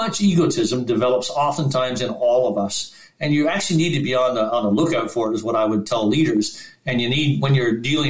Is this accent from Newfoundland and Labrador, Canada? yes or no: yes; Newfoundland and Labrador, Canada; I'm a Newfoundlander